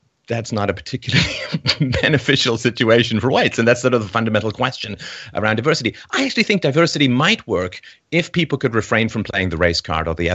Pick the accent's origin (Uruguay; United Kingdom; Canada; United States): United Kingdom; England; I was raised in England. I went to boarding school